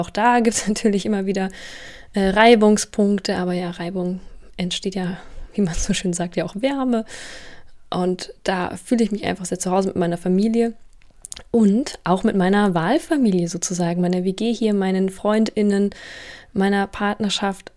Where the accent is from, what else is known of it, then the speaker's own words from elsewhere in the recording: Munich, Bavaria, Germany; moved away as an adult; now in Berlin, Germany; Ich komme ja aus München